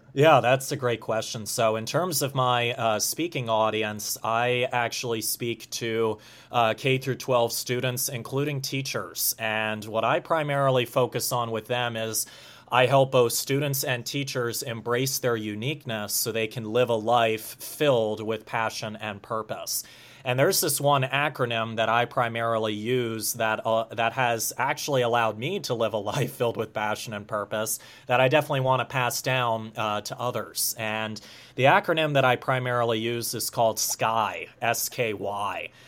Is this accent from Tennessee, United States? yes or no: no; Harleysville, Pennsylvania, United States; Harleysville, Pennsylvania